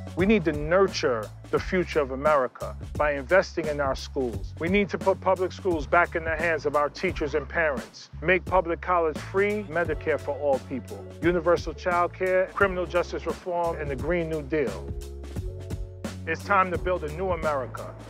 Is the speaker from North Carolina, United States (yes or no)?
no; New York City, New York, United States; I was born and raised in New York City